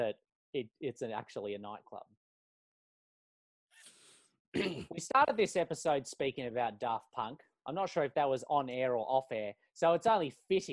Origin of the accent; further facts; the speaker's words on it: Melbourne, Victoria, Australia; moved away as an adult; also born or lived in Mitcham, Victoria / Heathmont, Victoria; now in Auckland, New Zealand; I'm from Melbourne. I was born in Mitcham and grew up in Heathmont for the first, was 6 or 7 years of my life, and then lived in Warrenwood for the rest of it.